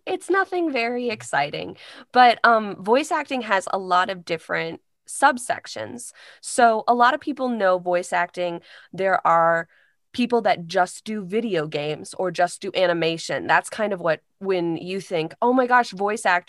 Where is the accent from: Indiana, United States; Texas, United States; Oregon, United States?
Indiana, United States; Carmel; moved away as an adult; now in Chicago, United States; I'm from Carmel, Indiana